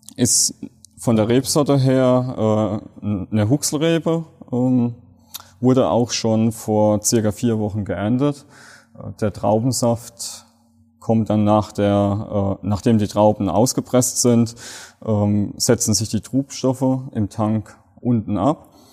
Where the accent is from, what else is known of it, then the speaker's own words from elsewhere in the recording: Rhineland-Palatinate, Germany; von uns Pfälzern